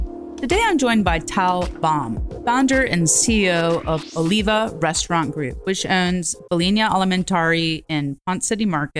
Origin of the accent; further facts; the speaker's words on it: Brazil; moved away; I was born in Brazil